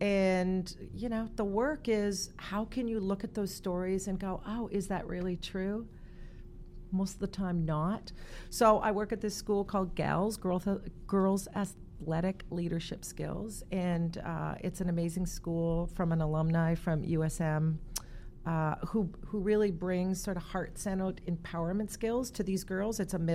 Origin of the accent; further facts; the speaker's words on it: Toronto, Ontario, Canada; now in New York, United States; My family, I was all from Toronto, so I didn't have any family in New York.